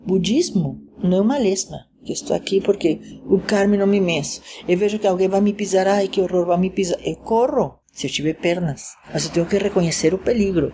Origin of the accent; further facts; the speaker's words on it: Caracas, Capital District, Venezuela; moved away as an adult; also born or lived in Poland / Japan; now in São Paulo, Brazil; sou venezuelana, nasci em Caracas, Venezuela, mas fiz do Brasil meu país